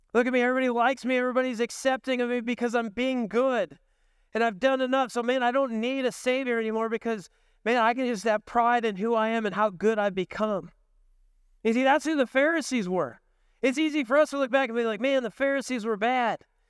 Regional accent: the Northwest, Pacific Northwest, United States; growing up in the Northwest

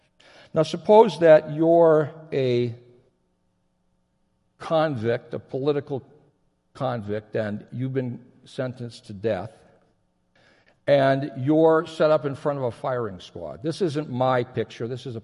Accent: Japan; I grew up in Japan. My folks were missionaries. I spent most of my adolescence there. I graduated from high school there.

